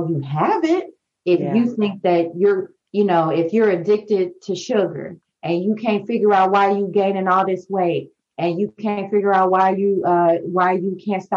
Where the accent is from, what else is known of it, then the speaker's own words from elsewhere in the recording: St. Louis, Missouri, United States; moved away as an adult; also born or lived in New Orleans, Louisiana / Houston, Texas; I'm from St. Louis